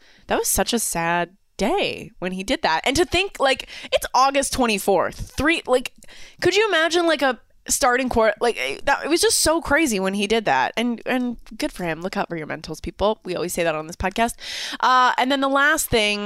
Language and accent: English; Canada; I'm from Canada